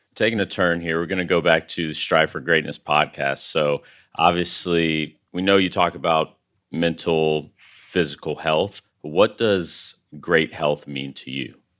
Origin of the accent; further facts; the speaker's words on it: San Angelo, Texas, United States; I'm originally from San Angelo, Texas